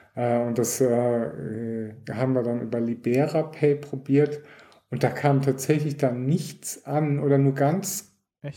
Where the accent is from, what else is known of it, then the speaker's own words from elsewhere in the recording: Germany; now in Switzerland; ich komme auch ursprünglich aus Deutschland